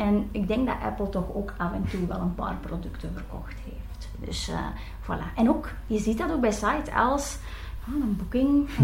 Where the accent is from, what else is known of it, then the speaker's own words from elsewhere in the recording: Belgium; als Belgen